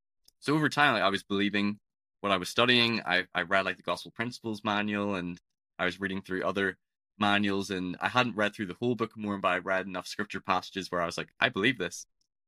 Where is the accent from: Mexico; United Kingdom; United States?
United Kingdom; Belfast, Northern Ireland; So I'm from Northern Ireland. If people can tell, my accent's a bit peculiar. It's not the typical Irish accent that you associate with leprechauns or people from Dublin.